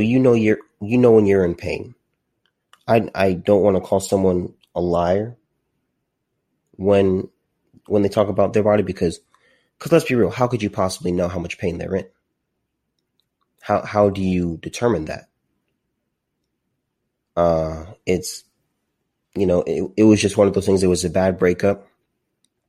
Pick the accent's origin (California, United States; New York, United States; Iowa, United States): California, United States; Southern; also born or lived in Azusa, California / Corona Norco area, California; I grew up in Southern California. I lived in Azusa for a little bit, and then my family moved to the Corona Norco area